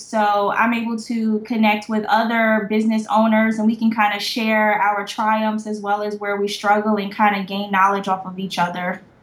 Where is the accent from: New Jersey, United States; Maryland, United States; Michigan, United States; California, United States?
New Jersey, United States; also born or lived in Savannah, Georgia; now in Atlanta, United States; I am from New Jersey, so I'm a northern girl, and I went to an academic based high school